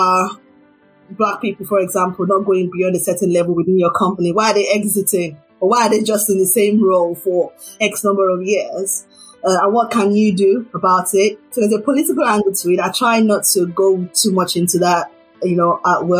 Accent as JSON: {"language": "English", "country": "Nigeria", "said": "being a Nigerian"}